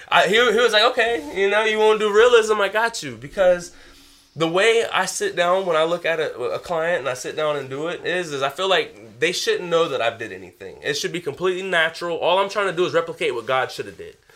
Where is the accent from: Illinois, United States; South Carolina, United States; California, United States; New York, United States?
South Carolina, United States; I'm from South Carolina. Everything's flat